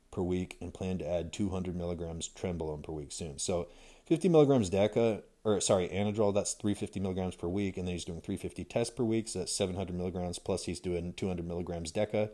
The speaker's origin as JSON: {"language": "English", "region": "California", "country": "United States", "tie": "born or raised there", "also_born_or_lived": "Idaho / Utah / Montana", "said": "I grew up in California and lived in several states around the West Coast, um, uh, Idaho, Utah, Montana, California"}